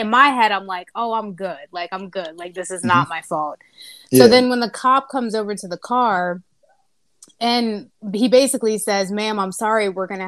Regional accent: Dayton, Ohio, United States; I grew up in Dayton

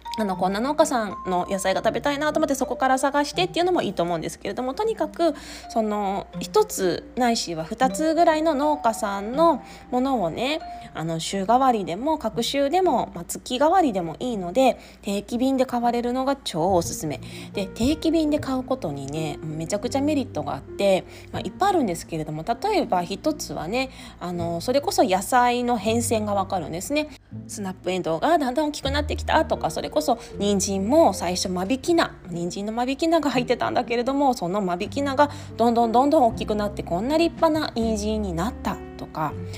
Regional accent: eastern Japan, Japan; moved away as an adult; also born or lived in Tokyo metropolitan area; now in Okayama, Japan; 私も東日本出身なので

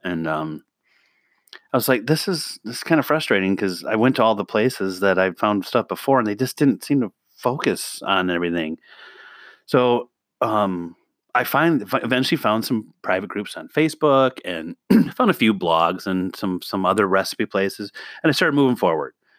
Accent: the Midwest, Northwest Illinois, United States; I grew up in the Midwest. I'm in a small town in Northwest Illinois, I'm literally 10 minutes from Wisconsin

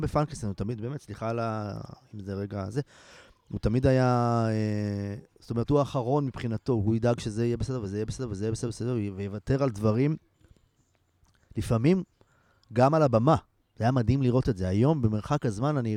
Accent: Ein Carmel, Haifa District, Israel; אני גדלתי בקיבוץ

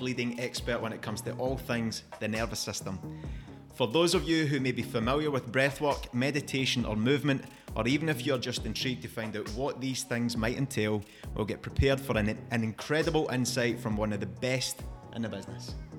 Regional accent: Scotland, United Kingdom; Growing up in Scotland

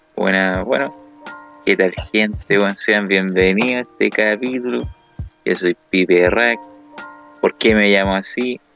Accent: Chile; somos oro de Chile

